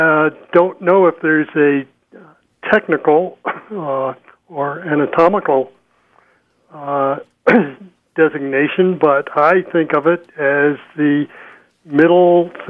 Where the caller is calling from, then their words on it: Dolores, Colorado, United States; Dolores, Colorado.